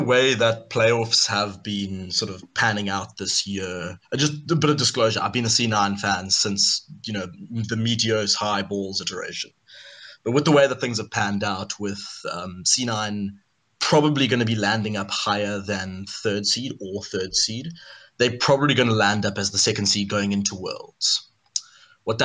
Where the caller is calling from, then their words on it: Cape Town, Western Cape, South Africa; Calling from Cape Town, South Africa.